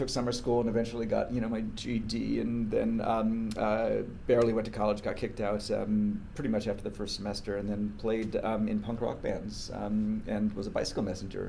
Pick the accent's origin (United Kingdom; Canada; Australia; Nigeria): United Kingdom; born there; Born in the UK, American parents. Moved around a lot and really struggled in school as a kid.